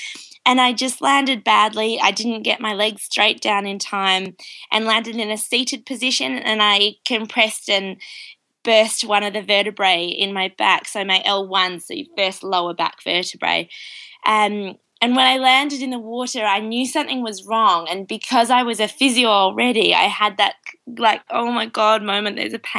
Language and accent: English; Australia; now in New Zealand; I'm calling from New Zealand, but I'm Australian. So I have a bit of an interesting mix of an accent.